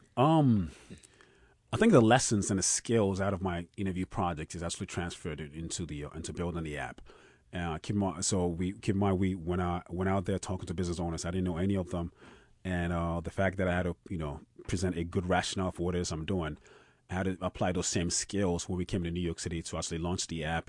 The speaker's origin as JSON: {"language": "English", "country": "Ghana", "tie": "born or raised there", "also_born_or_lived": "Austin, Texas", "moved": "yes", "said": "food that I grew up on, I grew up on in Ghana"}